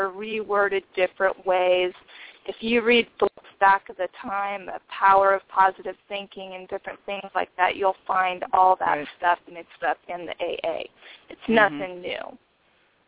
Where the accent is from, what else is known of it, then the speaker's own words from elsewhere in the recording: Nebraska, United States; I am from Nebraska